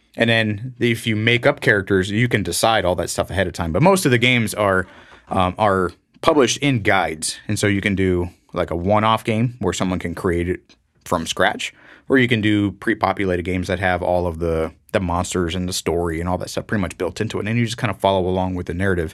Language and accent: English; Florida, United States; growing up in Florida